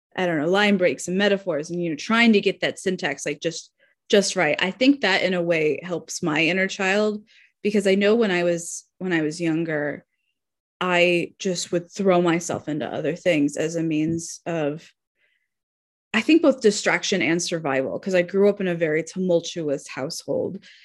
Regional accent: Arizona, United States; I grew up in Arizona

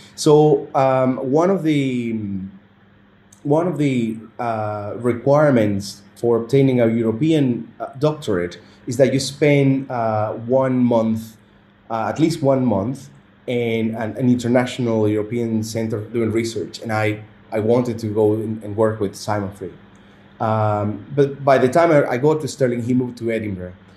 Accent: Venezuela; moved away as an adult; now in Qatar; my home country Venezuela

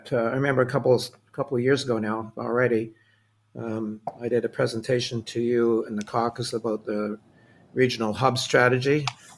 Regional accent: Quebec, Canada; first language English; I grew up in Quebec, as an example, as an Anglophone.

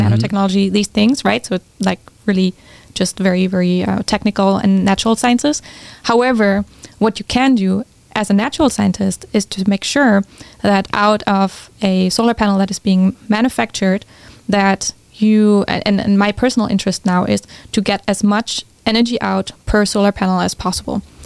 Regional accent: Germany; moved away as an adult; also born or lived in California; I'm originally from Germany, which many people um, have a hard time to believe, but I grew up there.

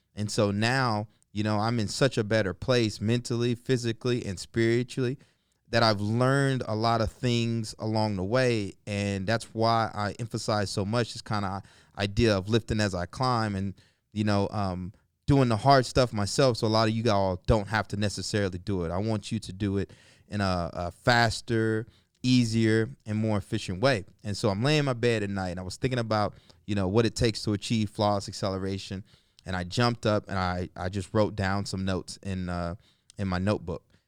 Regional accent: the South, United States; I grew up in the South, um, single parent home, uh, raised by my mom and, you know, my aunt

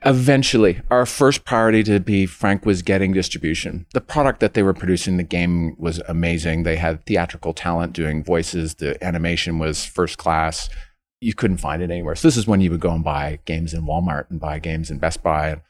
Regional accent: Scarborough, Ontario, Canada; I, was born and raised in Scarborough, went to high school there

